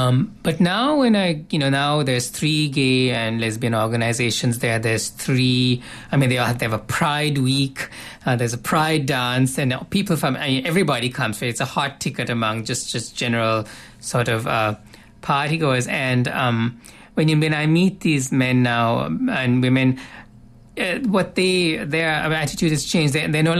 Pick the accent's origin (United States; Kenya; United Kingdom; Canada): Canada; the reality of my, like, being Canadian in the way I'm Canadian.